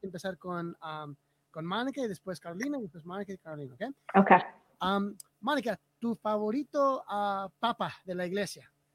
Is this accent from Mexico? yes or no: no; Bolivia; yo soy boliviano